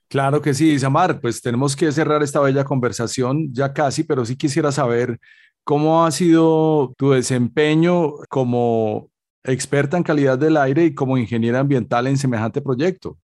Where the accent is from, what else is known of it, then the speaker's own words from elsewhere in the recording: Colombia; como colombiano